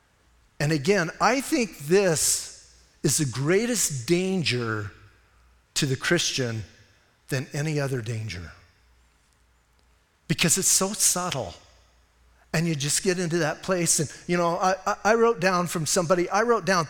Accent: Bisbee, Arizona, United States; I was born and raised in Cochise County in Bisbee.

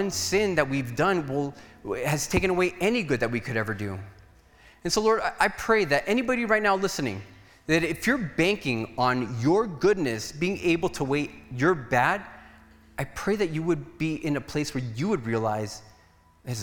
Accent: Nogales, Arizona, United States; I was from Nogales

